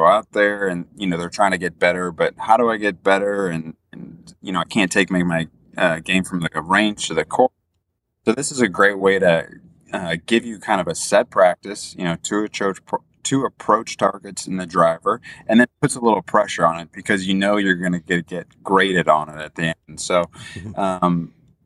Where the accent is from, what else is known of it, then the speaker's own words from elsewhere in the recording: St. Louis, Missouri, United States; I'm from St. Louis, Missouri